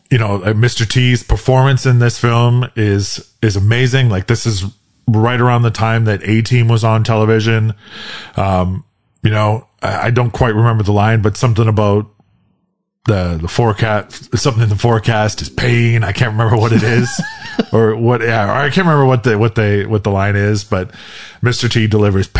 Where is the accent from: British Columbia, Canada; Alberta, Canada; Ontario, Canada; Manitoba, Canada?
Ontario, Canada; Southern; growing up in Southern Ontario